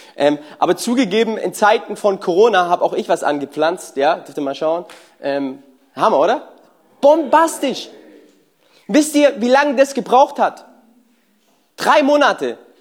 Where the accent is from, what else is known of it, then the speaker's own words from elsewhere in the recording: Germany; wir Deutschen